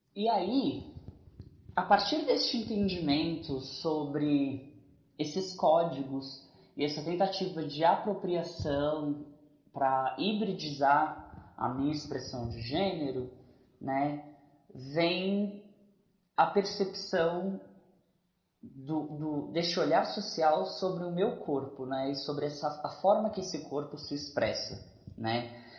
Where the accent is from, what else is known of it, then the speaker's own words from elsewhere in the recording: Minas Gerais, Brazil; now in São Paulo, Brazil; Sou natural de Minas Gerais, residindo atualmente em São Paulo.